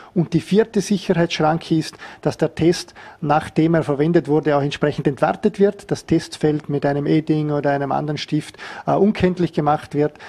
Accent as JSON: {"language": "German", "region": "Vorarlberg", "country": "Austria", "said": "als Vorarlberger Bevölkerung"}